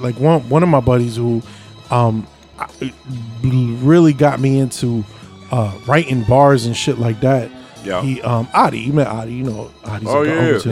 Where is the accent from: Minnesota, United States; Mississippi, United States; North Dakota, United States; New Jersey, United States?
New Jersey, United States; Avenel; also born or lived in Port Reading, New Jersey; Since I grew up in Avenel, I chill with a lot of Rawway heads